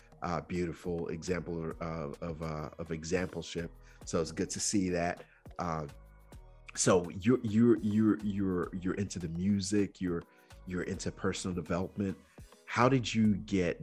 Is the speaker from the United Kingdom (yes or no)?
no; Nigeria; moved away; also born or lived in Georgia, United States; growing up in Nigeria